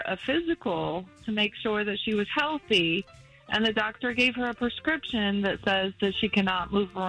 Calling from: Daytona Beach, Florida, United States; I'm calling from Daytona Beach.

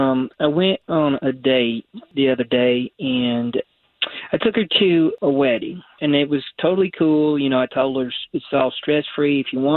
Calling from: Belle Isle, Florida, United States; Curry Ford near Belle Isle.

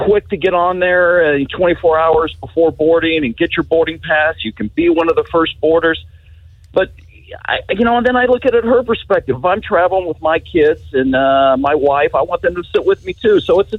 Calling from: Winter Garden, Florida, United States; I'm from Winter Garden, Florida.

